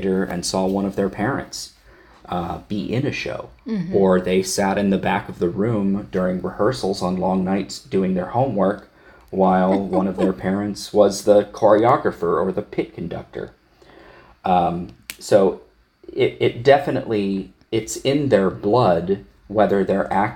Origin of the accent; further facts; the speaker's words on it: Wayne County, Ohio, United States; moved away; I'm originally from Northeastern Ohio, actually born and raised in Wayne County, Ohio